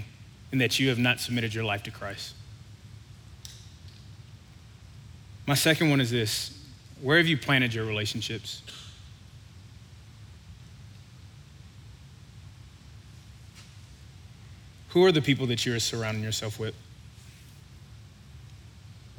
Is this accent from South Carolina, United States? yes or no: no; Louisiana, United States; I grew up in Louisiana